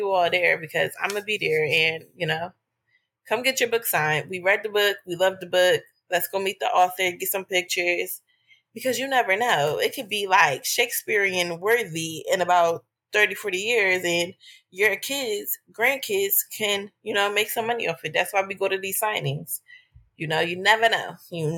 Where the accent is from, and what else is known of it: Philadelphia, Pennsylvania, United States